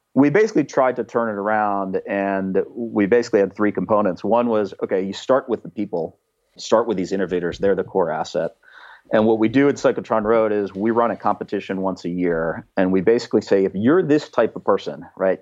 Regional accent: Pittsburgh, Pennsylvania, United States; now in Berkeley, United States; Pittsburgh is an amazing town. It's only gotten more amazing since I grew up there.

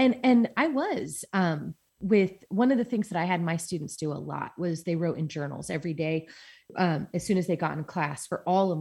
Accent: San Diego, California, United States; I did. Yeah. I grew up in San Diego.

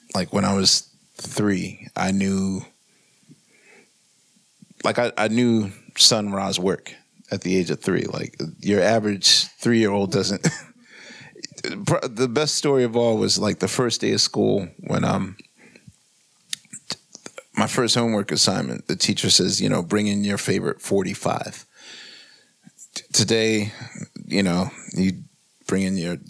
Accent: Philadelphia, Pennsylvania, United States; I grew up in West Philadelphia

